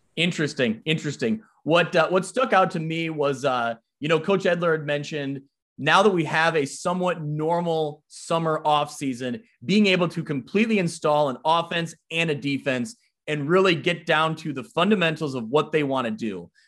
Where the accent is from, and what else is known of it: Ottawa, Illinois, United States; born or raised there